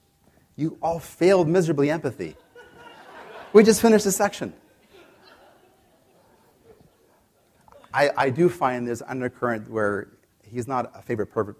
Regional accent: Canada; I'm from Canada

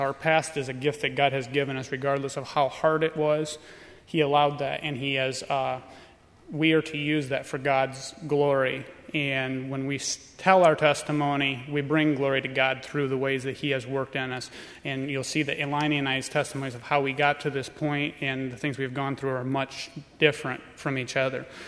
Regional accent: Tremont, Illinois, United States; we are from Tremont, Illinois

